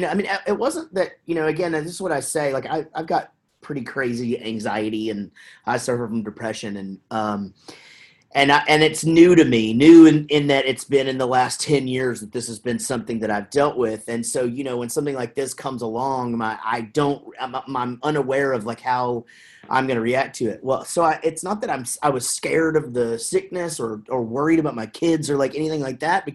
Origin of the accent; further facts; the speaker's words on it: Wichita Falls, Texas, United States; also born or lived in Denton, Texas; now in Prosper, United States; we grew up in Wichita Falls, Texas, which is just north of here